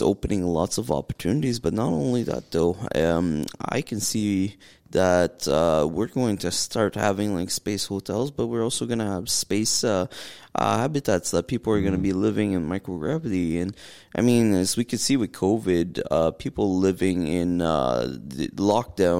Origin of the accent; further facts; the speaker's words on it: Northern Ontario, Canada; from Northern Ontario, from a little village called Zbrayville, with less than 900 people